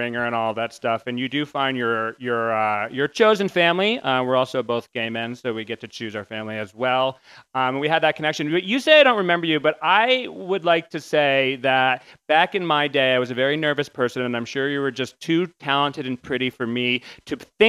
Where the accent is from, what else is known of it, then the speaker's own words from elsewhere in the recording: New England, United States; I'm from New England